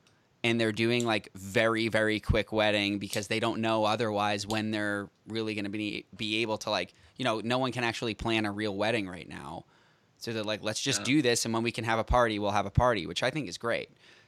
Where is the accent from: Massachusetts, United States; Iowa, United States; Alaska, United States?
Massachusetts, United States; Boston; moved away as an adult; now in Los Angeles, United States; I'm actually flying back home to Boston Wednesday for my sister's wedding. So I'm originally from Boston.